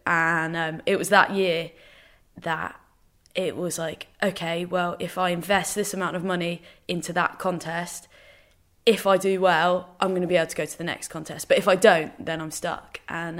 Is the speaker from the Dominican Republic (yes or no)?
no; England, United Kingdom; So we're completely English, but everyone has resided in Northern Ireland, randomly.